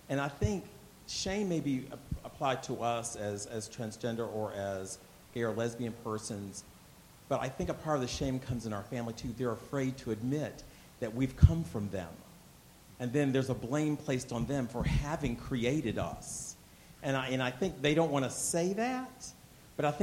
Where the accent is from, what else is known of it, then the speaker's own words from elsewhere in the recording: Lynchburg, Virginia, United States; I grew up in Lynchburg, Virginia